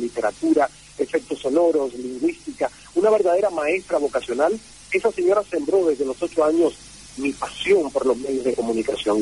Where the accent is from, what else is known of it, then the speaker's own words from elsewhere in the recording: Santiago de Cuba, Cuba; moved away as an adult; la emisora provincial de Santiago de Cuba, donde yo nací y crecí